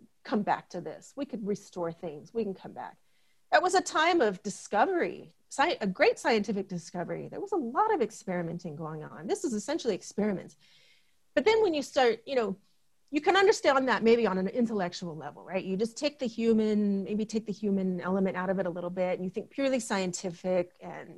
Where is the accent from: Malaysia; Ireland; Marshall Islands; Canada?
Marshall Islands; as a Marshallese, I'm half Marshallese and I'm half American.